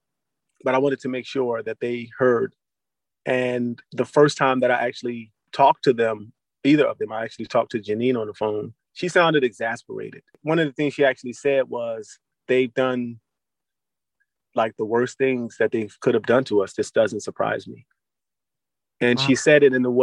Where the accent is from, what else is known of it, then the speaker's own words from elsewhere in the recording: Philadelphia, Pennsylvania, United States; as a Black man born and raised in West Philadelphia